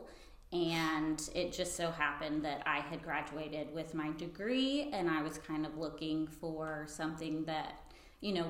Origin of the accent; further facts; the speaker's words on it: Freeport, Florida, United States; I grew up in Freeport